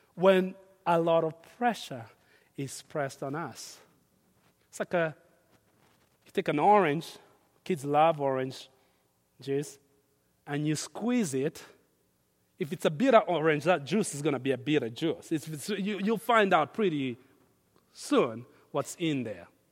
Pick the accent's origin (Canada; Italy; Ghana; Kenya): Kenya; now in United States; I grew up in Kenya where we have tribes